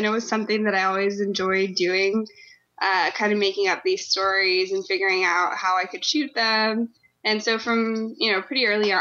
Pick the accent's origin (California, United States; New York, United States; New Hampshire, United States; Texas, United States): Texas, United States; Austin; moved away as an adult; also born or lived in Los Angeles; I'm originally from Austin